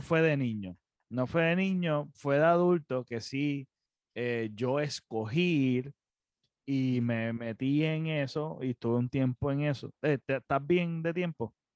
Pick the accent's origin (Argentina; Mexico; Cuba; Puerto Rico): Puerto Rico; nosotros nacimos en Puerto Rico